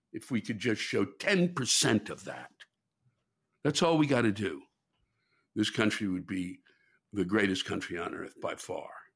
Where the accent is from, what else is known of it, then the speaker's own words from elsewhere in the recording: Washington, District of Columbia, United States; it's my hometown